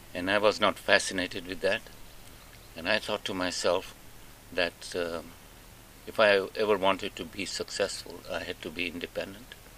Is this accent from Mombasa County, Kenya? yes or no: yes; Mombasa, Mombasa County, Kenya; moved away as an adult; also born or lived in Nairobi, Kenya / Uganda; I was born in Mombasa